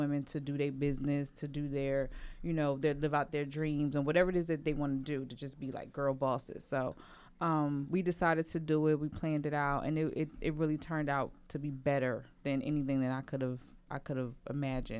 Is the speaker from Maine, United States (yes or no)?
no; Trenton, New Jersey, United States; I'm from Trenton. I was born and raised by my grandmother.